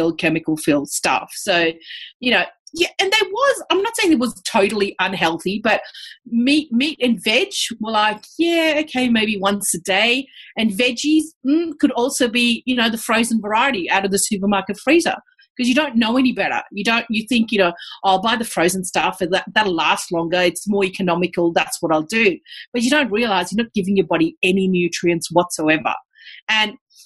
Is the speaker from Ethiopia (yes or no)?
no; India; now in Australia; my diet in India was basically plant-based.